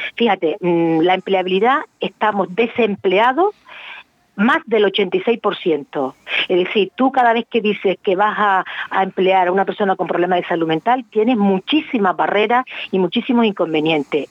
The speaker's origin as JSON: {"language": "Spanish", "region": "Canary Islands", "country": "Spain", "also_born_or_lived": "Málaga", "said": "Yo, aunque soy canaria, mi distrito universitario era Málaga"}